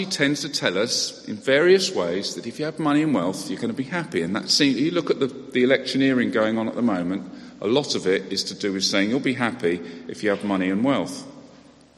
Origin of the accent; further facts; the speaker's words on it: United Kingdom; we're British